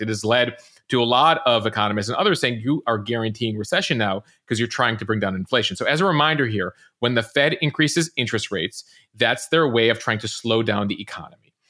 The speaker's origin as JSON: {"language": "English", "town": "Chicago", "region": "Illinois", "country": "United States", "moved": "yes", "said": "a Chicagoan originally"}